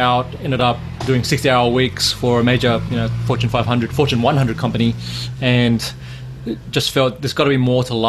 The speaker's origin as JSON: {"language": "English", "town": "Sydney", "region": "New South Wales", "country": "Australia", "tie": "born or raised there", "also_born_or_lived": "Laos", "said": "Laos, which is where I was born, but I grew up here in Sydney."}